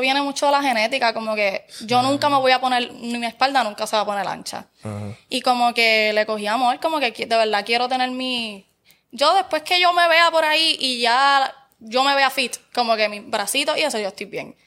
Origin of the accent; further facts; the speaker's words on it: Barranquitas, Puerto Rico; yo soy de Barranquitas. Y en Barranquitas está, por ejemplo, las eh, superiores, la nueva y la vieja